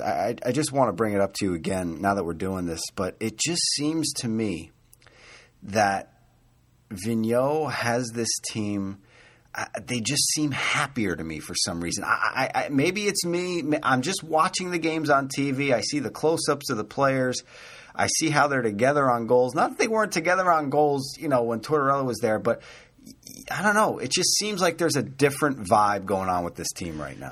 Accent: New Jersey, United States; I grew up in New Jersey

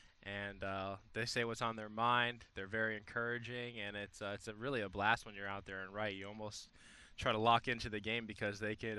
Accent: South Florida, United States; being from South Florida

